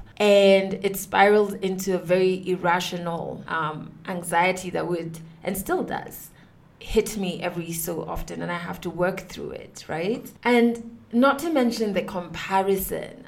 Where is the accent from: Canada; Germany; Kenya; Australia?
Kenya; I am a Kenyan woman who has been on radio for the past nine years